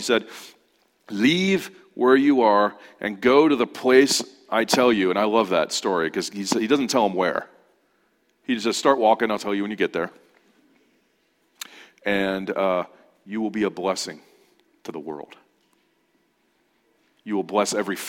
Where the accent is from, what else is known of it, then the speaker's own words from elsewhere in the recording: Ontario, California, United States; moved away; I grew up in Ontario, in the Inland Empire, and I moved out here